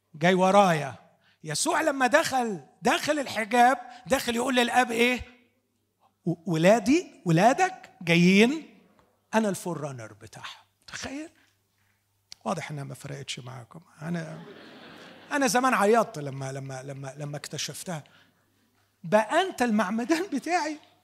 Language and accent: Arabic; Upper Egypt, Egypt; عندنا في الصعيد